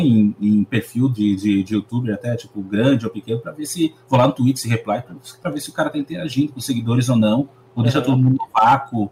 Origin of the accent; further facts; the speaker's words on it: Brazil; eu vivo no Brasil também, eu sou brasileiro